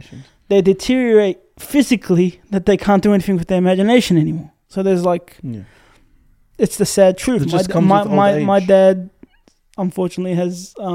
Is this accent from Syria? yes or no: yes; Syria; now in Australia; I was born in Syria